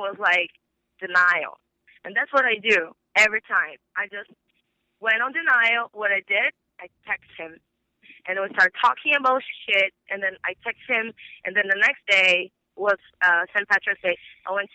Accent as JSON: {"language": "English", "country": "Brazil", "moved": "yes", "said": "because I'm from Brazil"}